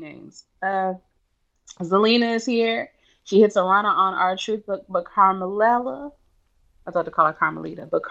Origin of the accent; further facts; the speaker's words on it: Maryland, United States; I'm from Maryland